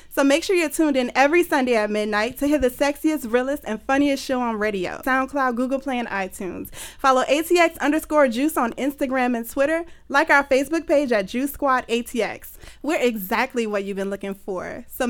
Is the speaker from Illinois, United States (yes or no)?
no; New Orleans, Louisiana, United States; now in Austin, United States; Because I'm from France, a.k.a. New Orleans, a.k.a.